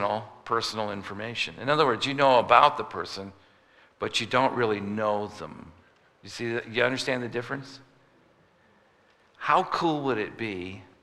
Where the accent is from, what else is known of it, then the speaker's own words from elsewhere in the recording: United States; I'm from America